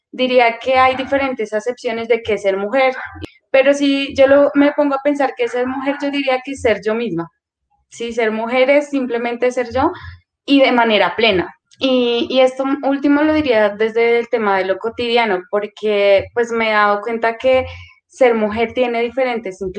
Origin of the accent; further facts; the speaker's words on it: Putumayo, Colombia; also born or lived in Caldas; now in Bogotá, Colombia; soy originaria del departamento del Putumayo. Eh, también hago parte de la comunidad indígena Kamsa Villa del Putumayo.